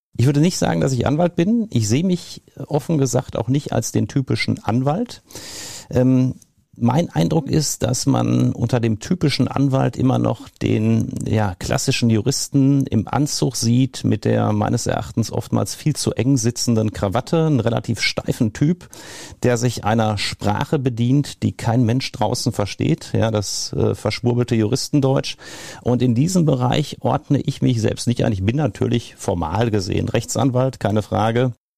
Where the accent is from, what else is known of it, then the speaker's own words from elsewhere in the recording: Marl, North Rhine-Westphalia, Germany; also born or lived in Marburg; Ich komme aus dem Ruhrgebiet, bin in Marl geboren, habe zwischendurch in Marburg an der Lahn gewohnt und studiert und hatte aber immer vor, zurückzugehen